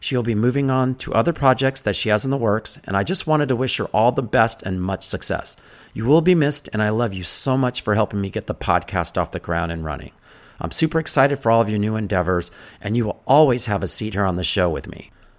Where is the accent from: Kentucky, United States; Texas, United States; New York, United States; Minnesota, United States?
Texas, United States; I'm from Texas.